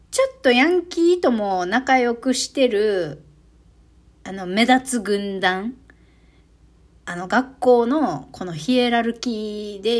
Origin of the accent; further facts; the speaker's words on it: Okinawa, Japan; 一応私もさ、チェルチェルランド出身だからさ、リュ リューチェルが、あの、YouTube とかでも、えー、っと、ちょくちょく、ほとんど最近どうだろう。沖縄のなまり出して喋るじゃないで